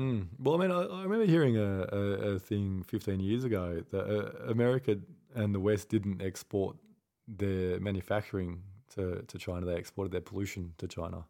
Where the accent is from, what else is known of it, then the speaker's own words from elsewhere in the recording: Australia; I'm, I'm Australian